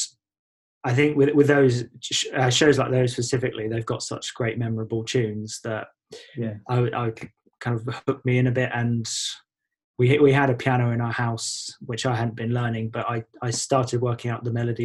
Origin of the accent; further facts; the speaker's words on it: Chalfont St Giles, South East England, United Kingdom; also born or lived in High Wycombe / Winchmore Hill; now in North Essex, United Kingdom; I grew up in Buckinghamshire, as you said. Firstly in a town called Winchmore Hill, and then in Chalfont St Giles.